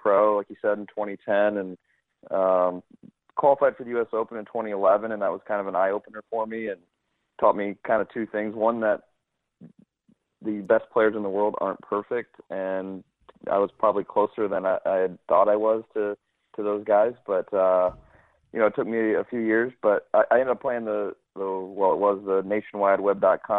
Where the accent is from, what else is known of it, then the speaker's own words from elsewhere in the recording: St. Louis, Missouri, United States; also born or lived in New Orleans, Louisiana; I grew up in St. Louis and grew up playing Whitmore Country Club